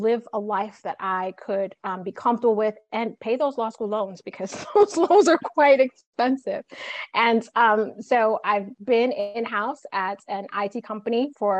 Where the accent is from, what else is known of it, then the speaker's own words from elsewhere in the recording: New York City, New York, United States; I was born and raised in Brooklyn, New York